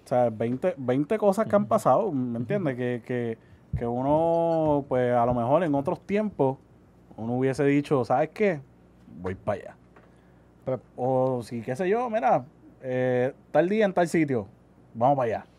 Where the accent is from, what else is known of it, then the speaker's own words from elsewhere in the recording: Puerto Rico; yo como ciudadano, como puertorriqueño